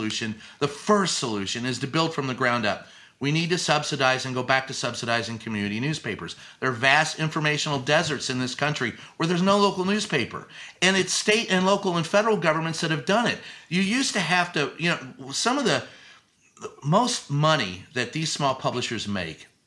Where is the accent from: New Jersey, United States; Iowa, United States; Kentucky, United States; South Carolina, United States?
Kentucky, United States; Louisville; moved away; also born or lived in San Antonio, Texas; Louisville, Kentucky, my hometown